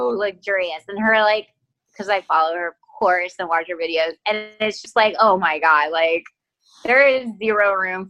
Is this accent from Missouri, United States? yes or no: no; Texas, United States; accent: Texas; I'm from Texas, and when my family and I get on the phone, my Texas accent like gets cranked up